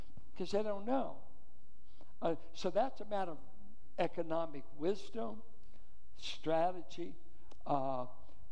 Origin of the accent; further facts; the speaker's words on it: Richmond, California, United States; I grew up in Richmond schools in the Iron Triangle.